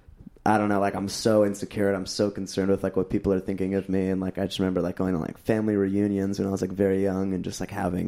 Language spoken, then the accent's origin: English; Orange County, California, United States; I grew up in Orange County and like Anaheim and like Huntington Beach